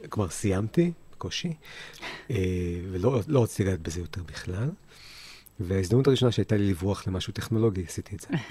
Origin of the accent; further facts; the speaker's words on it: Haifa, Haifa District, Israel; also born or lived in New Jersey, United States; גדלתי בחיפה, שנתיים בארצות הברית, רילוקיישן